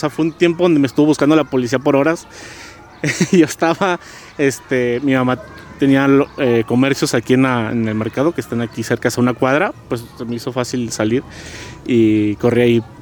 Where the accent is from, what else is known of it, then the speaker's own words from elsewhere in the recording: Guadalajara, Jalisco, Mexico; yo nací este, en la ciudad de Guadalajara, Jalisco. Soy tapatío. En ocasiones también digo que soy de la ciudad de Tepatilán por mis raíces que tengo alteñas, eh, por medio de mi padre.